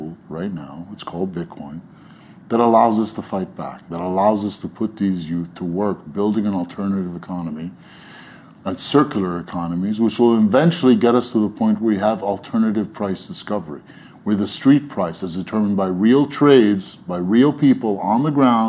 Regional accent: New York, United States; also born or lived in Egypt; I was born in Egypt to parents, and we moved to New York when I was 2 years old

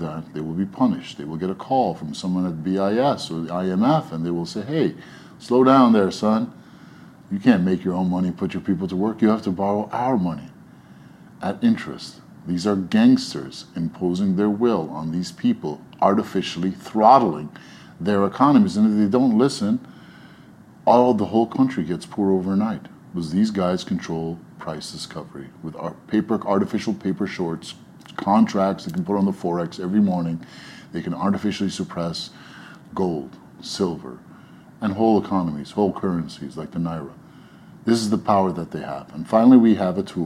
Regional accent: New York, United States; also born or lived in Egypt; I was born in Egypt to parents, and we moved to New York when I was 2 years old

